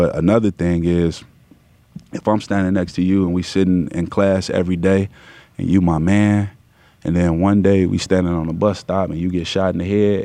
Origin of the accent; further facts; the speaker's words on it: Chicago, Illinois, United States; moved away; also born or lived in California / Atlanta; I'm from Chicago